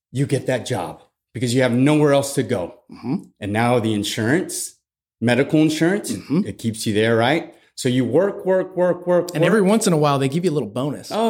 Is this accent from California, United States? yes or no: no; San Antonio, Texas, United States; also born or lived in Germany / Fort Leonard Wood, Missouri; So I grew up in Germany. I grew up in Fort Leonard Missouri, and then moved to San Antonio in 1995, where I went to eighth grade.